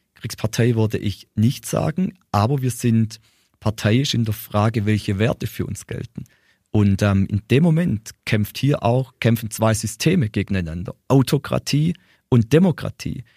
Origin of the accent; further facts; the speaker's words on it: Ehingen, Baden-Württemberg, Germany; ich komme aus Ehingen, fast nicht ganz groß.